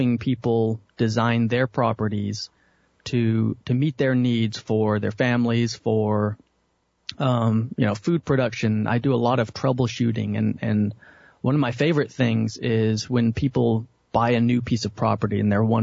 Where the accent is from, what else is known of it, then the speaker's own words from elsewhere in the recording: Dallas, Texas, United States; I was born and raised in Dallas, Texas